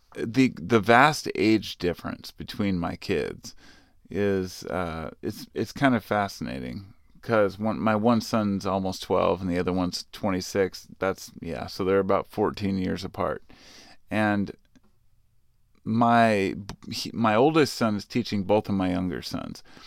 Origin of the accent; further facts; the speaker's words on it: Portland, United States; I lived in Portland. Well, I grew up in the Portland area.